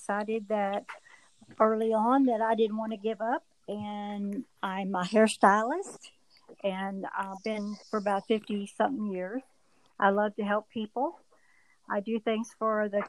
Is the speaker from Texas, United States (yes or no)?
yes; Duncanville, Texas, United States; my hometown